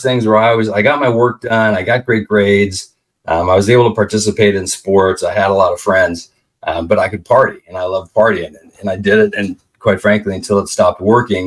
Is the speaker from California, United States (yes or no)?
yes; Palm Springs, California, United States; I grew up in Palm Springs, California.